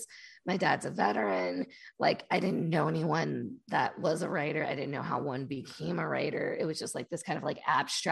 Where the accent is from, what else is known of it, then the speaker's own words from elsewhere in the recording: the South, United States; also born or lived in Radcliff, Kentucky; I grew up in the South. I grew up Black in the South